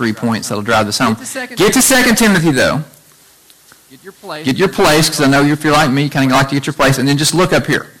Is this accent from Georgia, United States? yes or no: no; Chattanooga, Tennessee, United States; we grew up together in Chattanooga from about eighth grade until now